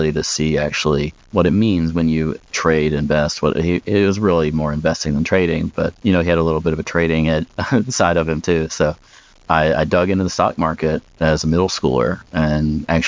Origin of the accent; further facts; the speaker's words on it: United States